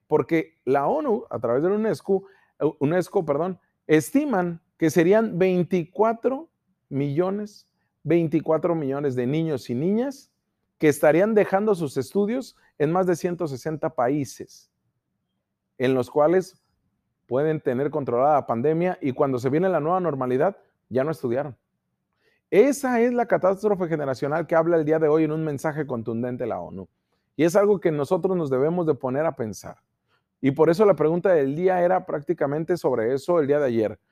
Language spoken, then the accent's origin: Spanish; Mexico